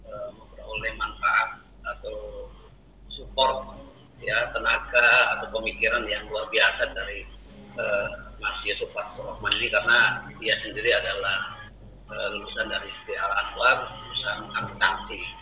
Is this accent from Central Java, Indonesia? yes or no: no; Manado, North Sulawesi, Indonesia; Uh, saya ini orang Manado pak, orang Sulawesi ya.